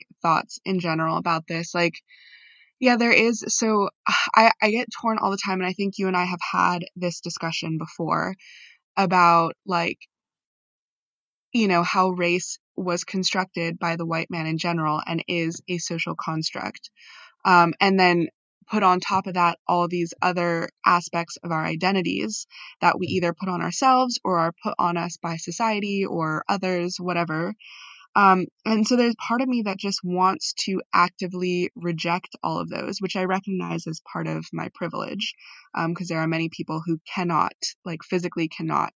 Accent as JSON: {"language": "English", "country": "United States", "said": "as a Filipino American"}